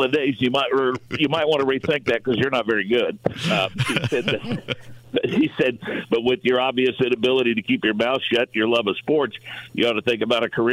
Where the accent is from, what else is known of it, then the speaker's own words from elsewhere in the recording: Monrovia, Indiana, United States; It's kind of where my career started oh so many years ago, doing sports reports for Monrovia football and basketball